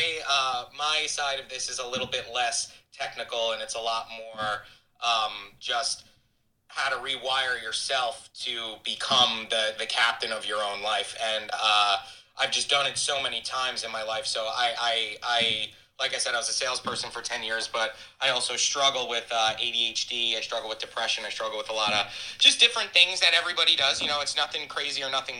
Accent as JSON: {"language": "English", "area": "Hamptons, Long Island", "region": "New York", "country": "United States", "said": "I got into real estate in the Hamptons. It's where I'm from. I'm from New York, Long Island, the East End"}